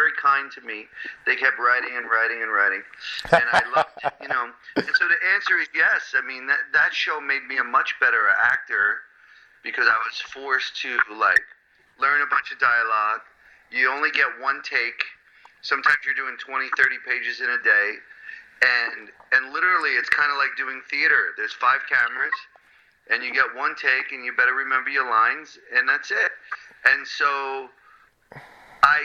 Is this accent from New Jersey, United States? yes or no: yes; New Jersey, United States; also born or lived in Brooklyn, New York; I moved out of Brooklyn when I was six, and then we went back every Sunday to be with my grandmother, but I grew up in Central Jersey mostly